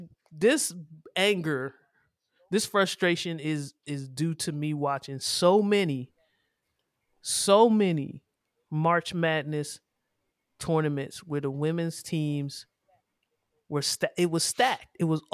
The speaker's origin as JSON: {"language": "English", "region": "Maryland", "country": "United States", "tie": "born or raised there", "said": "That's how I grew up. We grew up in Prince George's County."}